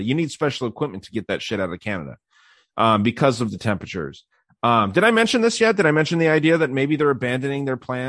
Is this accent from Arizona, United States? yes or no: yes; Arizona, United States; my home state of Arizona